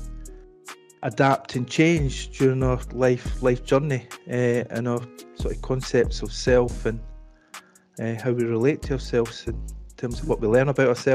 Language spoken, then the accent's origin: English; Scotland, United Kingdom; You'll be able to tell by my dialect, I'm from Scotland.